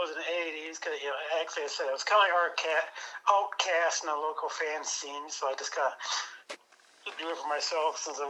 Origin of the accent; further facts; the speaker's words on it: Soldier, Iowa, United States; now in Omaha, United States; I'm in Omaha, Nebraska. I'm originally from Soldier, Iowa.